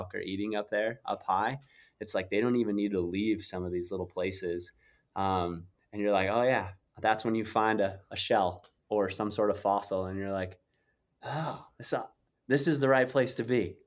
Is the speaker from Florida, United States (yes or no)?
no; South Dakota, United States; I grew up in South Dakota